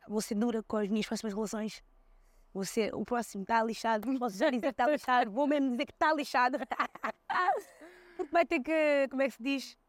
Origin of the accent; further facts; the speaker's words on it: Seixal, Lisbon, Portugal; also born or lived in Switzerland / Cape Verde; Que é a nossa casa, onde eu também cresci, eh, no Seixal